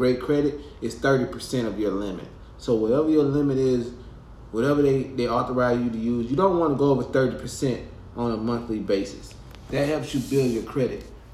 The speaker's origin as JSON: {"language": "English", "area": "Groveville", "region": "Alabama", "country": "United States", "moved": "yes", "said": "I'm from Groveville, Alabama"}